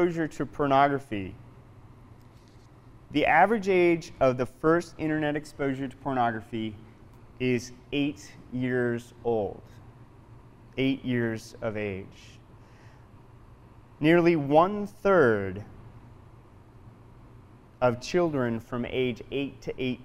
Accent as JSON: {"language": "English", "town": "Portland", "region": "Oregon", "country": "United States", "tie": "born or raised there", "moved": "yes", "lives_now": "South Dakota, United States", "said": "I'm not from South Dakota. I grew up in Portland, Oregon, and as a kid growing up in the city"}